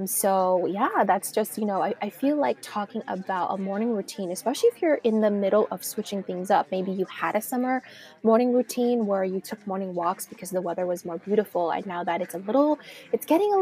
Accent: California, United States; also born or lived in Miami, Florida; now in New York City, United States; Growing up in California and also living in Florida for some time, it was always sunshine.

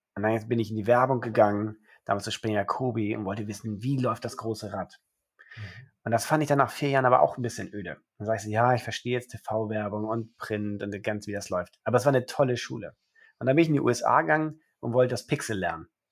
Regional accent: Germany; also born or lived in Rome, Italy; Geboren in Rom, meine Mama ist Römerin und mein Vater ist Österreicher und er hatte nichts Besseres zu tun, als mich direkt in Rom zum Österreicher zu machen. Aber dann verschleppt er mich nach drei Wochen direkt nach Deutschland, wo ich mein Leben seitdem verbringe

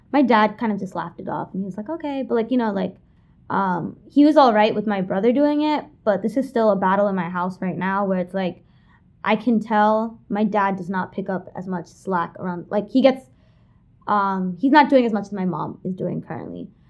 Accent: New York City, New York, United States; I was born and raised in Kensington, Brooklyn, like you said. Been there my whole life in the same house for twenty-one years.

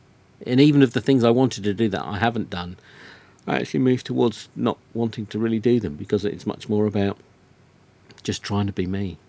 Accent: South East England, United Kingdom; I'm from Surrey in England.

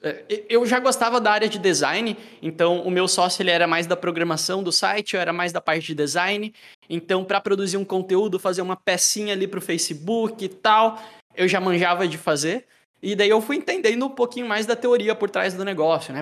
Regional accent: Joinville, Santa Catarina, Brazil; eu sou de Joinville, Santa Catarina

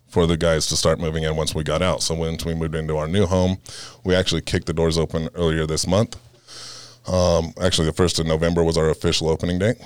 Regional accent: Fresno, California, United States; moved away as an adult; now in Colorado, United States; originally born and raised in, uh, Fresno, right outside of Fresno, California

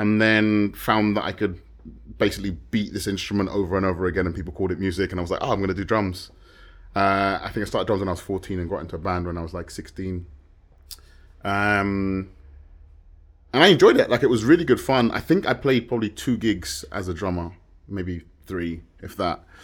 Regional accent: London, United Kingdom; moved away as an adult; now in Madrid, Spain; I was born in London and lived on the outskirts for a number of years

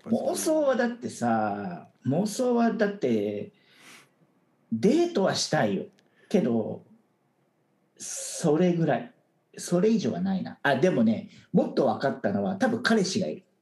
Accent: Japan; moved away as an adult; now in Taiwan; 僕は台湾に来たらそれこそ日本人でオフィスで管理職

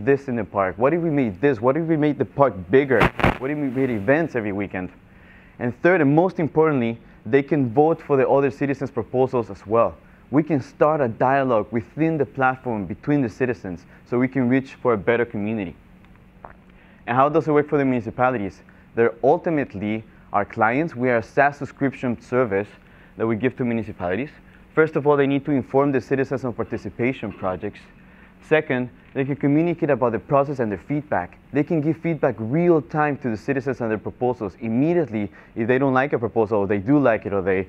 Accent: Guatemala; also born or lived in Florida; now in Miami, United States; I was born and raised in Guatemala

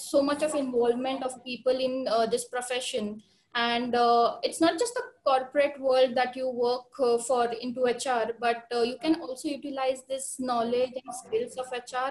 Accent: Akluj, Maharashtra, India; moved away as an adult; also born or lived in Pune; I am from Akluj. It's a town in Sholapur district. So I'm born and brought up in Akluj

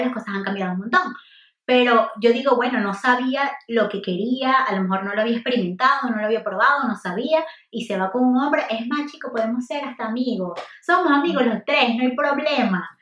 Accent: Venezuela; moved away as an adult; also born or lived in United States; me fui de Venezuela a estudiar a Estados Unidos

